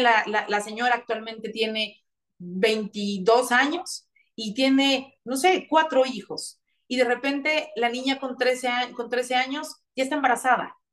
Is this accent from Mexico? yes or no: yes; interior of Puebla state, Mexico; now in Puebla, Mexico; Yo vengo del interior del estado, sí, soy de Puebla, estoy aquí, vivo en Puebla eh, de lunes a la mitad de viernes, pero todos los fines de semana me voy a mi tierra